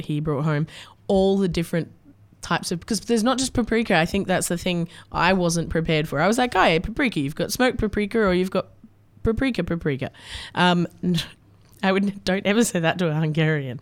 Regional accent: Australia; what we grew up with in Australia

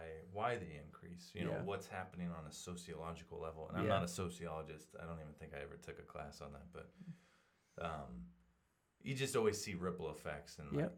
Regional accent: Portland, United States; now in Sidney, United States; I grew up in Portland and homeschooled for the first 6 years of elementary, and then went to public school.

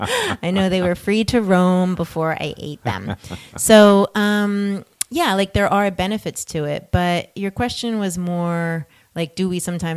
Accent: New Jersey, United States; now in West Coast, United States; you could take the girl out of Jersey, you can't take the Jersey out of the girl.

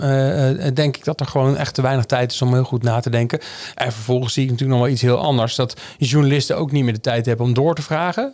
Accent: North Brabant, Netherlands; moved away; also born or lived in Amsterdam; ik kom uit Brabant

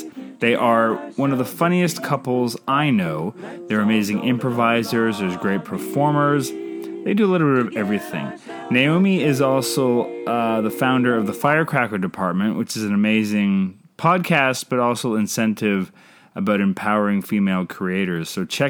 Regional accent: Canada; I'm Canadian filmmaker

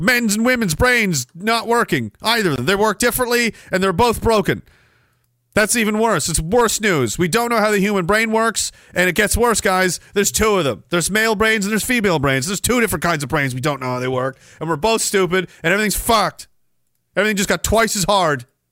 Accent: Canada; parts of the town I grew up in were literally physically built by members of my family.

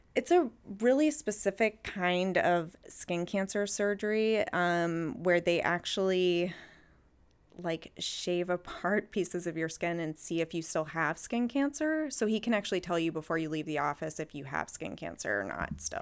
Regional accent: Texas, United States; moved away; also born or lived in Minnesota; I grew up in Texas

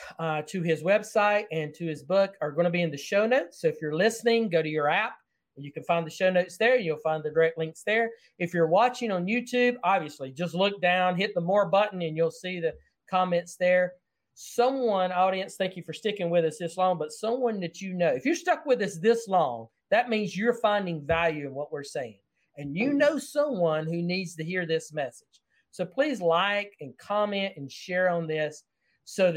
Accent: the South, United States; accent: Southern; I speak Southern English very well

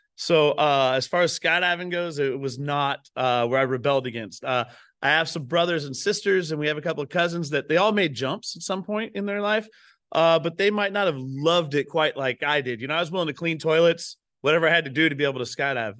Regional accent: Pacific Northwest, United States; I grew up up here in the Northwest.

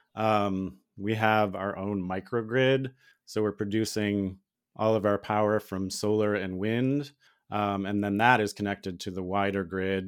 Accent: Ohio, United States; now in Missouri, United States; where I grew up in Ohio

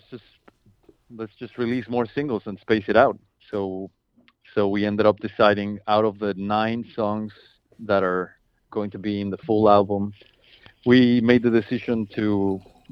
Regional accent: Mexico; moved away as an adult; now in Washington, D.C., United States; I'm originally from Mexico. Okay. I've been here in the States for 8 years, maybe.

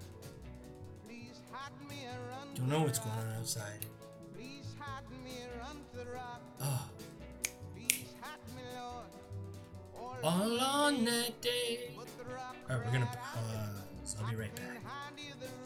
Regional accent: United States; I'm an American

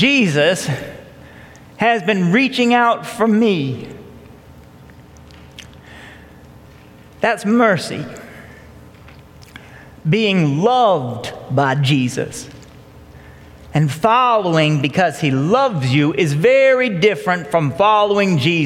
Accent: Marietta, Georgia, United States; I grew up here in Marietta, Georgia

